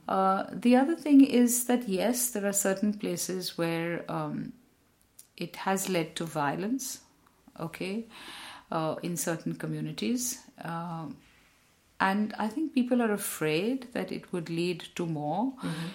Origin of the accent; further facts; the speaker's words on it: India; I'm also Indian.